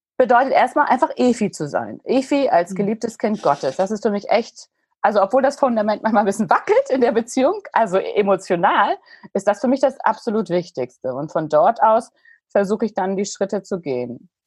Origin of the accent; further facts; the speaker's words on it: Hamburg, Germany; Ich bin ein richtiges Hamburger Dern